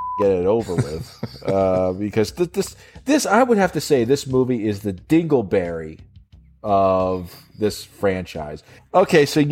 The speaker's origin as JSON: {"language": "English", "country": "United States", "said": "I'm American"}